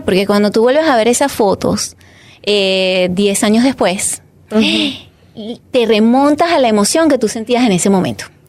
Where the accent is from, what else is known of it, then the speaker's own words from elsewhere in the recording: Caracas, Capital District, Venezuela; moved away as an adult; also born or lived in Catia La Mar; Yo nací en Caracas, soy venezolana orgullosamente venezolana